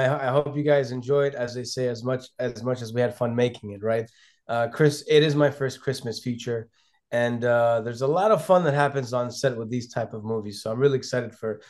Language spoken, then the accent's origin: English; Lebanon; also born or lived in London, United Kingdom / Ghana; now in United States; if we go back to my roots, you know, I was born in London and I was raised between Lebanon and Ghana, West Africa. Yeah. So essentially, I came here as an international student. On a student visa to the University of Minnesota.